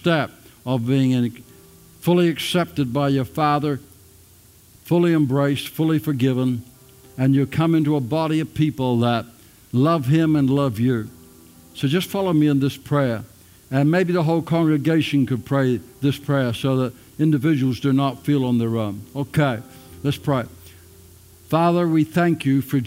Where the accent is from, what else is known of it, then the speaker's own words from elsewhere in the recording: Ireland; now in Australia; I'm an Australian, but I'm not an Australian. I'm born in Ireland. That makes me an Irish Australian